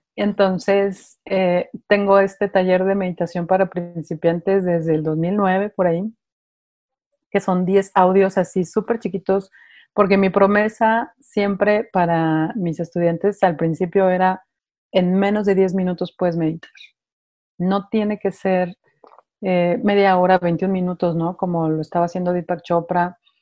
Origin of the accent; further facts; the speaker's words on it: Mexico City, Mexico; moved away as an adult; now in Guadalajara, Mexico; me vengo a vivir a Guadalajara yo soy de Ciudad de México